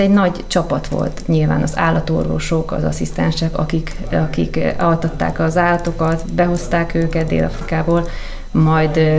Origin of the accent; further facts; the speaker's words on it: Kiskőrös / Kiskunhalas, Bács-Kiskun, Hungary; moved away as an adult; also born or lived in Africa; ott vidéken, ahol felnőttünk Kiskorosban és Kiskumasán